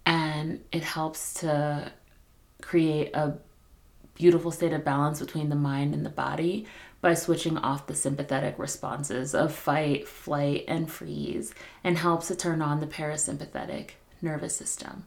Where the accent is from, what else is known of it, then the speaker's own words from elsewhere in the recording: New York, United States; also born or lived in Philadelphia, United States; now in Colorado, United States; I grew up in New York